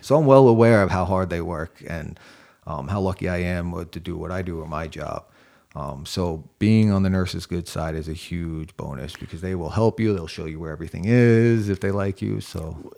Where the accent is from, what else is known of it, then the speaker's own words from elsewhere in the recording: New York, United States; also born or lived in Springfield, Massachusetts; now in Charleston, United States; I'm from New York